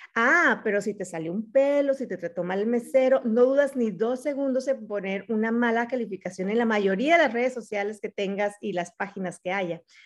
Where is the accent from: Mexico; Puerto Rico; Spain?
Mexico; moved away as an adult; now in Arizona, United States; soy mexicana